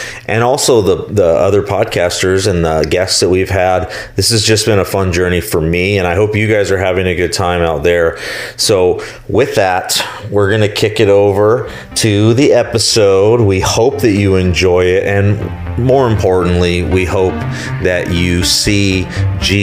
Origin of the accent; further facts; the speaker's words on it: West Coast, United States; I'm from the West Coast